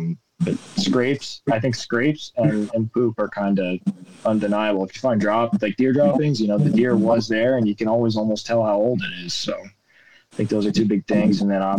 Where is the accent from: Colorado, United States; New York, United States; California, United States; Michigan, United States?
New York, United States; The way I was brought up gun hunting in New York was most of it.